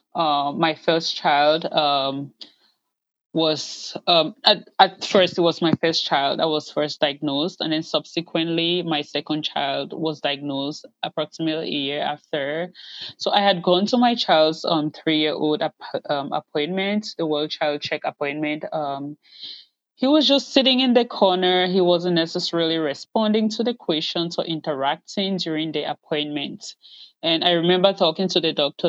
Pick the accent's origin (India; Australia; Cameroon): Cameroon; moved away as an adult; now in United States; I'm originally from Cameroon in West Central Africa, but I have lived in the U.S. since 2006.